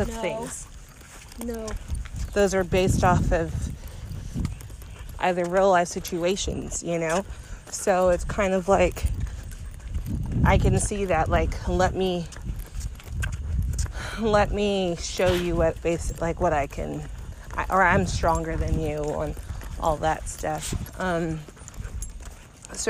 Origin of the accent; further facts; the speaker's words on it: Austin, Texas, United States; I grew up in Austin